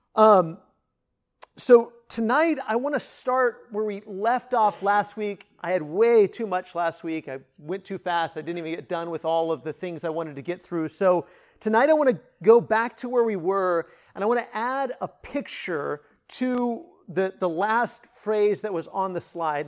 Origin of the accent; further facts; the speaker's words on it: northwest Kansas, United States; moved away; I grew up in northwest Kansas.